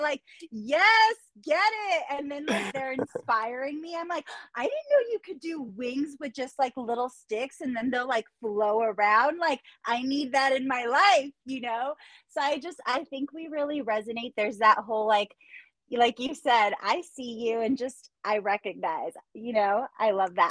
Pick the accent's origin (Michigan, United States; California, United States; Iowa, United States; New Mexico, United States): California, United States; Orange County; moved away; You're from the same area that I'm from